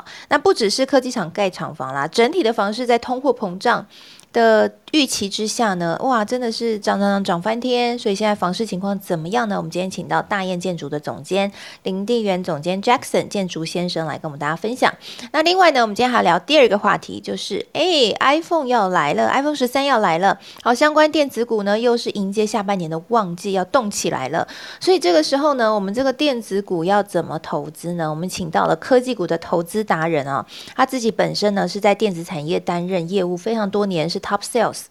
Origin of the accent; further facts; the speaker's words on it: southern Taiwan, Taiwan; also born or lived in Taipei; now in Hsinchu, Taiwan; 我也是南部的乡亲